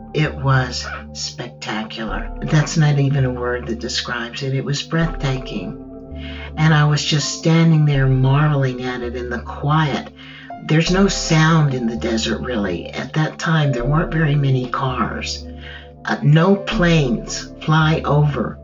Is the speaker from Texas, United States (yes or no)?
yes; Texas, United States; Growing up in Texas, you hear Spanish all around you, even more so today, but even when I was growing up, you would hear Spanish.